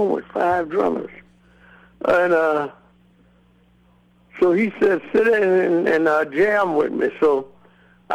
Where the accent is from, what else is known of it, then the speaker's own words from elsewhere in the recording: Chattanooga, Tennessee, United States; moved away as an adult; also born or lived in Macon, Georgia; I was born in Chattanooga, Tennessee, and I played around home for a while, you know, quite a long time